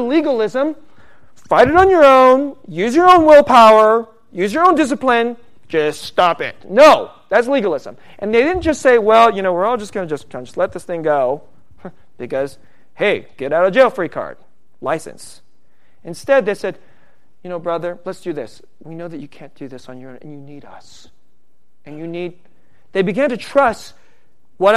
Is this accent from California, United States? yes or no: yes; San Francisco Bay Area, California, United States; I'm from the San Francisco Bay Area